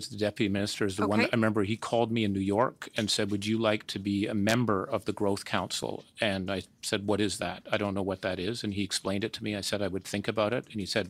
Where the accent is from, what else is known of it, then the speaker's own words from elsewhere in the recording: Canada; And as a Canadian, I wanted to give something back.